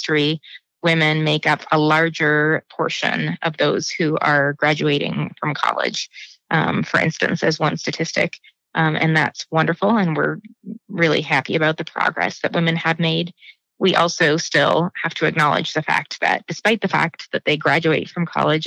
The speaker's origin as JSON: {"language": "English", "town": "Billings", "region": "Montana", "country": "United States", "tie": "born or raised there", "said": "I was born in Billings. I grew up on a farm about 35 miles east of Billings in the Huntley Project area near Pompey's Pillar"}